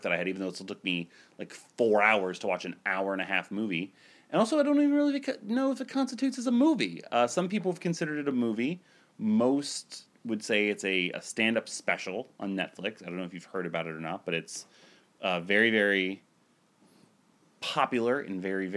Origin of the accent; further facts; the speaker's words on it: Ohio, United States; I'm so from Ohio.